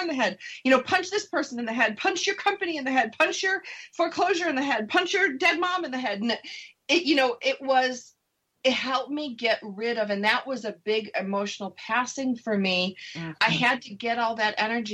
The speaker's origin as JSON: {"language": "English", "region": "Upper East Coast", "country": "United States", "said": "I'm from the Upper East Coast"}